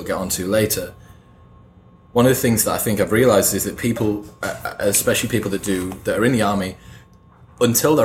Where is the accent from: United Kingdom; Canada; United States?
United Kingdom; as a Brit